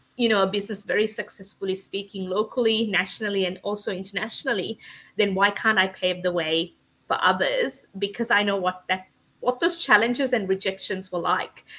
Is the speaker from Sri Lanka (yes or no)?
yes; Sri Lanka; moved away as an adult; now in Australia; I was born and raised in Sri Lanka and came to Australia when I was 18